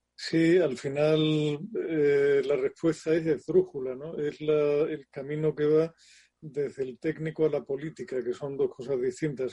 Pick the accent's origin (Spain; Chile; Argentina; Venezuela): Spain; Andalusia; como buen andaluz salí como, o sea, he sido cofrade durante años